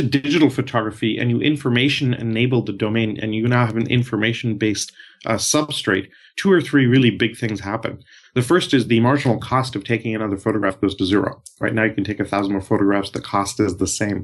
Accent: India; moved away; also born or lived in Canada / Europe; And I'm Canadian, and I grew up originally from India.

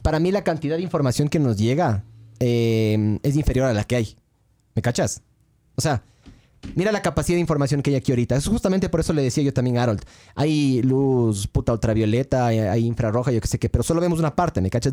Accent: Ecuador; somos ecuatorianos

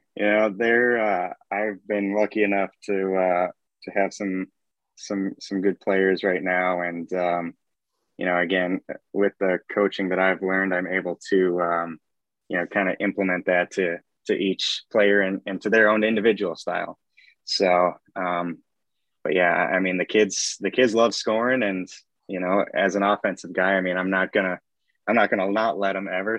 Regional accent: Champlin, Minnesota, United States; I'm originally from Champlin

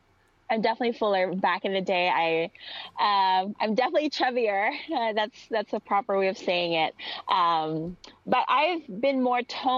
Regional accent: Philippines; accent: Filipino; English is a second language; Like if I use my Tagalog, my Filipino accent, you would not understand me. Like this is my way of adapting to, you know, a different country, like changing up my accent a little bit.

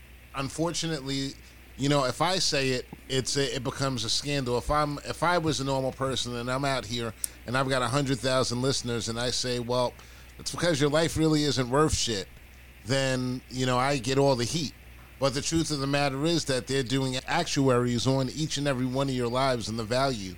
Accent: United States; I grew up in this country

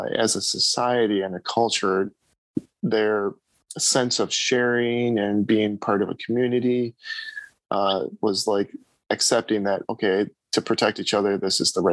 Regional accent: United States; being from the United States

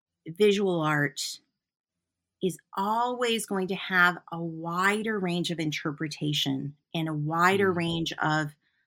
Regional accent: Newport, Vermont, United States; I'm a traveling artist, and, you know, I'm from Newport, Vermont. Newport, Vermont's where my home is, my house is.

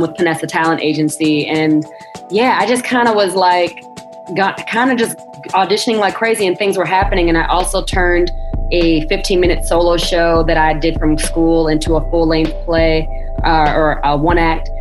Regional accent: Joliet, Illinois, United States; also born or lived in Chicago; I'm actually was born in Joliet, Illinois, outside of Chicago, um, but I have a lot of family um, born and raised in Chicago, so I spent a lot of time in Chicago growing up

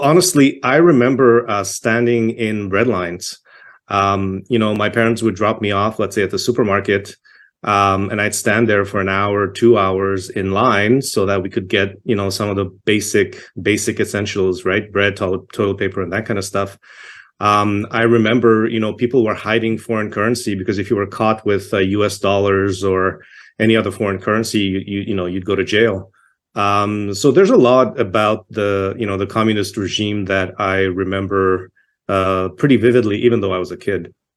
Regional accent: Toronto, Ontario, Canada; moved away as an adult; also born or lived in Czechoslovakia / Yugoslavia / Montreal / Quebec; now in Alberta, Canada; I grew up in Toronto. I was born in Czechoslovakia, um, immigrated to Canada when I was eight years old.

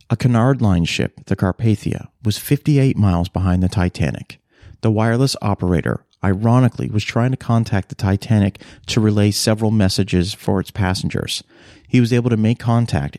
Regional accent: Halifax, Nova Scotia, Canada; I grew up in Halifax, Nova Scotia, a port city on the east coast of Canada

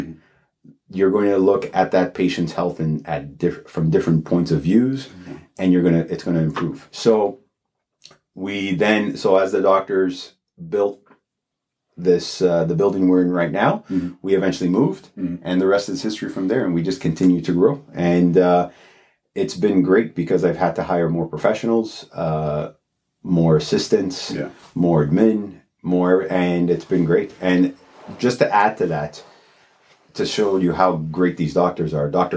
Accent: Toronto, Ontario, Canada; also born or lived in Alliston; I'm born and raised in Toronto. Yeah. So downtown Toronto.

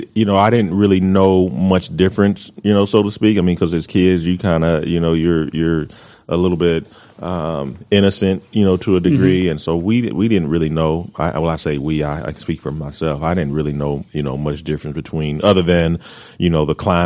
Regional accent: Colorado Springs, Colorado, United States; now in Amarillo, United States; And when I was born, we were stationed at Fort Carson, in Colorado Springs. And so that's where I was born, grew up

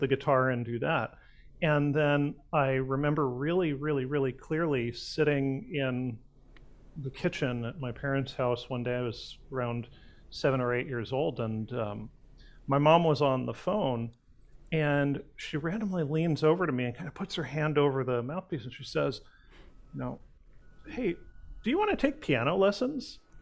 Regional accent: Pasadena, California, United States; I'm actually a, a, local boy. I uh, was born and raised in Pasadena

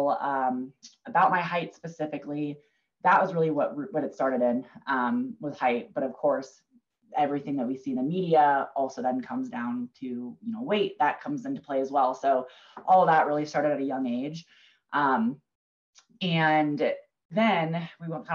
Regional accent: Minnesota, United States; moved away as an adult; also born or lived in Kansas / Kansas City, Missouri; now in Denver, United States; I'm from Minnesota originally. So we grew up camping northern Minnesota

